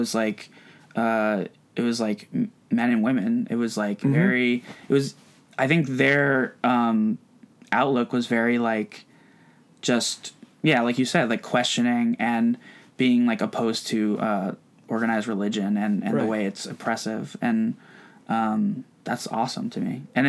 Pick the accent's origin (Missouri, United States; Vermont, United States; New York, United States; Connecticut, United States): Vermont, United States; moved away as an adult; now in Bay Area, United States; where I grew up in Vermont